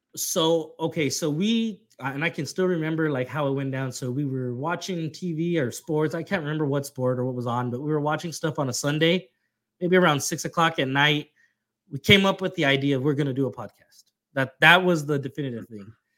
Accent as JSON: {"language": "English", "region": "Texas", "country": "United States", "said": "being that we're both from Texas"}